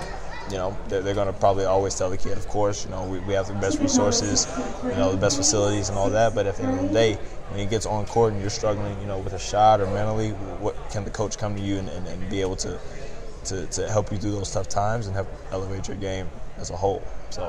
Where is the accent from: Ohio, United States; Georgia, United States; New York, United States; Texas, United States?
Georgia, United States; Atlanta; I'm from Atlanta.